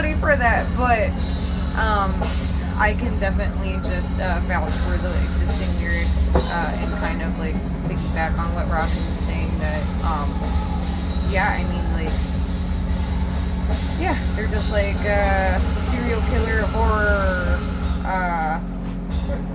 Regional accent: Pittsburgh, Pennsylvania, United States; I'm from Pittsburgh

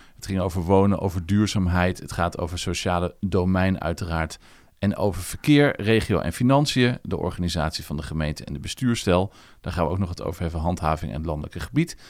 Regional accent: Netherlands; now in Leiden, Netherlands; ik kom uit Zutphen, Zwolle en toen ben ik hier blijven plakken

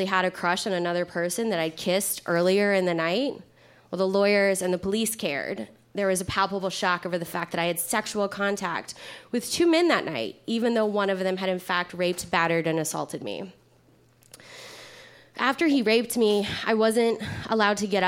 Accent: Kentucky, United States; I'm from Kentucky

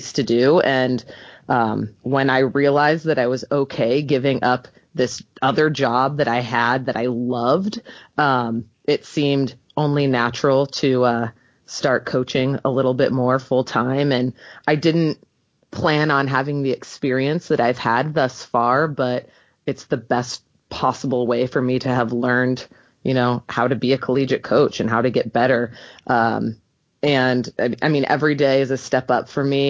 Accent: St. Louis, Missouri, United States; also born or lived in Poughkeepsie, New York; I'm originally from St. Louis. I played at Kirkwood High School, graduated in 2007

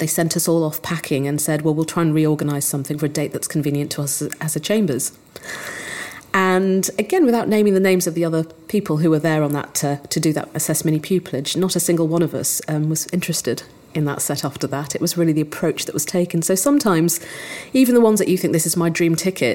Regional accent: Yorkshire and the Humber, United Kingdom; moved away; I grew up in North Yorkshire

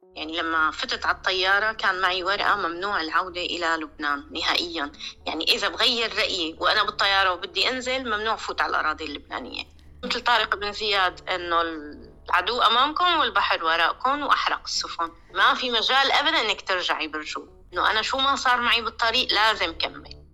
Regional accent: Damascus, Damascus Governorate, Syria; moved away as an adult; also born or lived in Lebanon; now in Malmö, Sweden; من دمشق

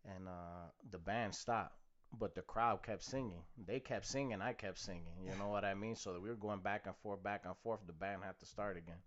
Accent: Chicago, Illinois, United States; born and raised in Chicago

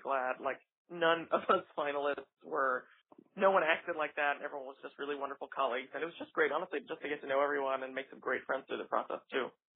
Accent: New York, United States; it's my hometown opera house

